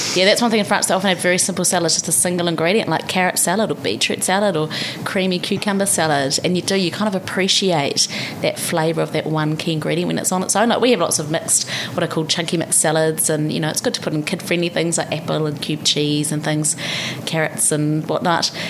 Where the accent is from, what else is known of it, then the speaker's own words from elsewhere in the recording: Palmerston North, Manawatū-Whanganui, New Zealand; moved away as an adult; also born or lived in Christchurch / Paris / Canberra; now in Wellington, New Zealand; We met in Palmerston North, my hometown